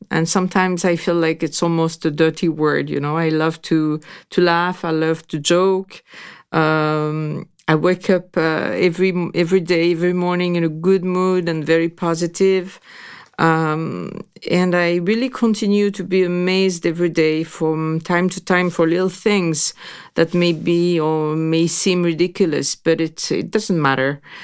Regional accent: Grasse, Provence-Alpes-Côte d'Azur, France; I was born in Graz, so it's really the capital of perfumes

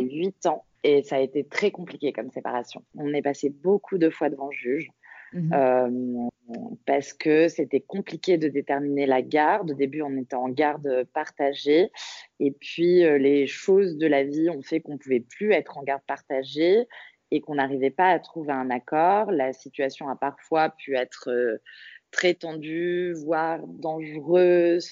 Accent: Paris, Île-de-France, France; je suis parisienne

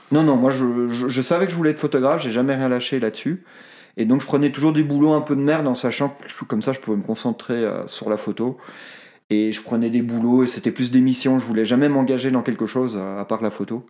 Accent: Brussels, Brussels-Capital Region, Belgium; moved away as an adult; now in Haute-Savoie, France; je viens de Bruxelles

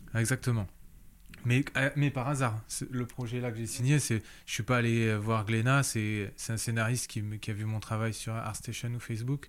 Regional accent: Réunion; moved away as an adult; also born or lived in Paris; je suis rentré à La Réunion

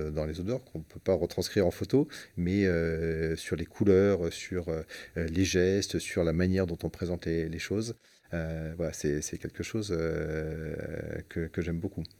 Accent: Marseille, Provence-Alpes-Côte d'Azur, France; je suis Marseillais. Euh, à Marseille, on parle beaucoup

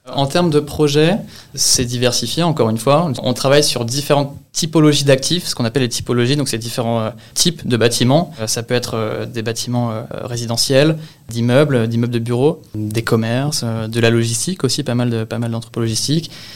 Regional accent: Le Havre, Normandy, France; also born or lived in Rouen; je viens de, la ville du Havre, en Normandie, donc en Seine-Maritime, où j'ai fait euh, grande partie de, de mes études jusqu'au bac

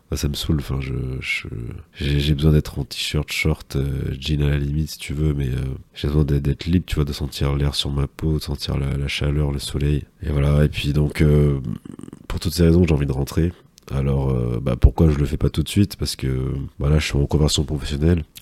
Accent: Martinique; now in Paris, France; Comme vous le savez, moi je suis de la Martinique. Donc actuellement on est le 27 janvier, il fait 3 degrés et moi je suis euh, donc souvent je vis à, je vis à Paris, je suis en Ile-de-France.

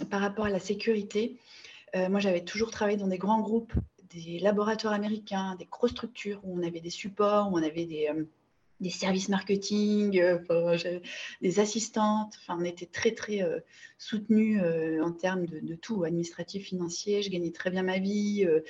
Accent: Bordeaux, Nouvelle-Aquitaine, France; je suis originaire de Bordeaux

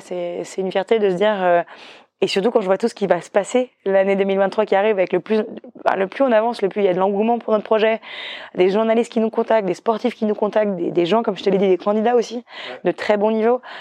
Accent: northern Brittany, France; moved away; je venais aussi de Bretagne Nord où on était sur une île

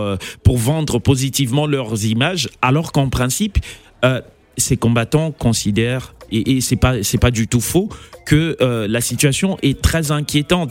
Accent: Kisangani, Tshopo, DR Congo; je suis natif de Kisangani

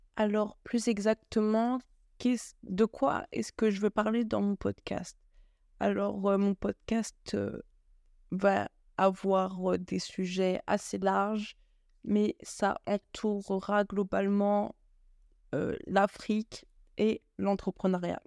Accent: France; moved away as an adult; now in Belgium; Je suis française d'origine malienne, j'ai grandi en France et actuellement je vis en Belgique pour mes études

